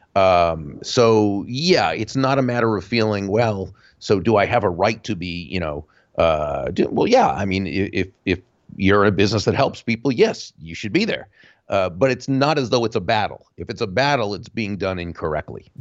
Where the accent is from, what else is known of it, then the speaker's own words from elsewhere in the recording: Jupiter, Florida, United States; my hometown of Jupiter, Florida